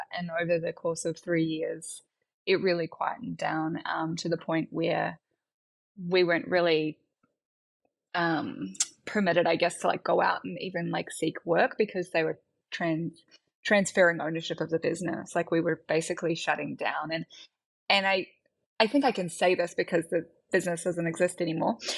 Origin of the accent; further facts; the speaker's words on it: New Zealand; moved away as an adult; also born or lived in Wellington, New Zealand; now in Melbourne, Australia; I'm from a much smaller town.